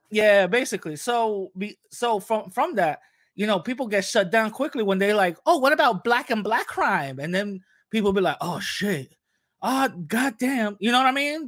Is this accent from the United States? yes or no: yes; New York City, New York, United States; born and raised in the Bronx